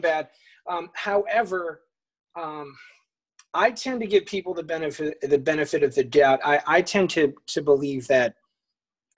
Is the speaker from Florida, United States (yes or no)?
no; Atlantic Highlands, New Jersey, United States; also born or lived in Long Branch, New Jersey; now in Howell, United States; I grew up in Atlantic Highlands. I was born in Long Branch. And now I'm in Howell